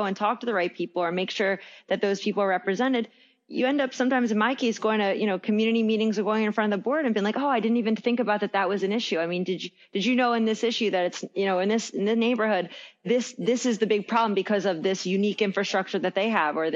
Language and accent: English; Villanova, Pennsylvania, United States; also born or lived in Philadelphia; I grew up in Villanova right outside the city